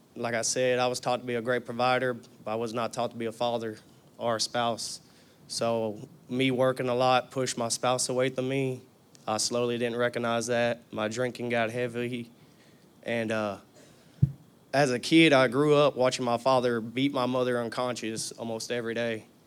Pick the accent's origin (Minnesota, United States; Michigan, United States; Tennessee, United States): Tennessee, United States; I was born in Chevyville, Tennessee